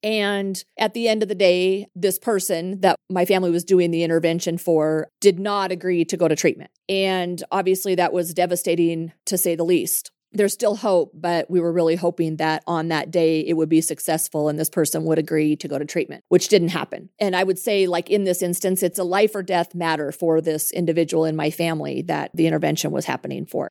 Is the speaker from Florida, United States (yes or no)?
no; Montana, United States; I'm from Montana